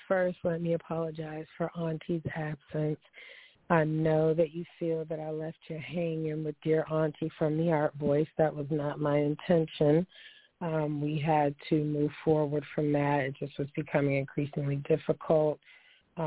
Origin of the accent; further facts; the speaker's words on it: Niagara Falls, New York, United States; I hail from Niagara Falls.